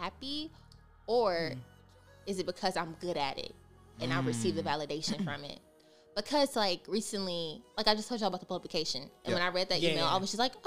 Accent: Mississippi, United States; moved away as an adult; now in East Coast, United States; because of my accent, mm-hmm. they'll have like that little shock factor because I'm from Mississippi

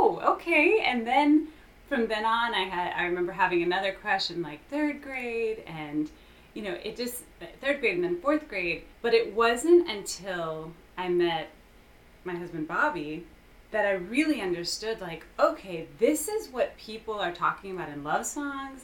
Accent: Houston, Texas, United States; I am born and raised and currently living in Houston.

